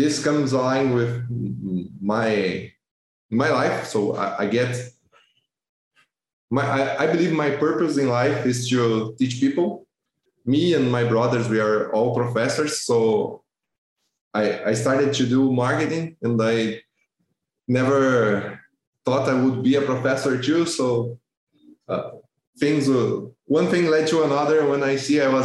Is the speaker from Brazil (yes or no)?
yes; Brazil; English is a second language; I'm from Brazil.